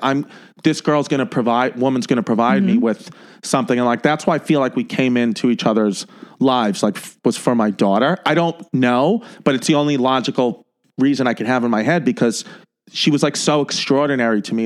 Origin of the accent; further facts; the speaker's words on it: New York City, New York, United States; I was born and raised in um, Ridgewood, New York, which is on the Brooklyn Queens borderline